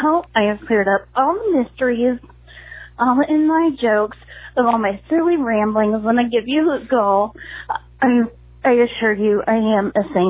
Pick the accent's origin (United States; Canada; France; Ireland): Ireland; I'm Irish and I had too much booze.